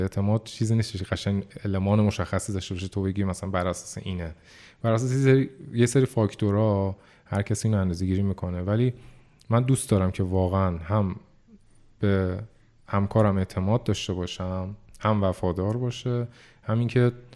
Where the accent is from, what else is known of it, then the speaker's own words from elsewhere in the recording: Iran; ما ایرانیم، زبان فارسیه